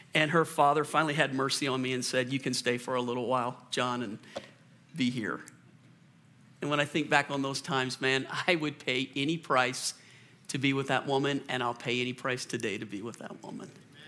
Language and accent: English; Colorado, United States; I'm from Colorado. Yeah. I can drive through anything.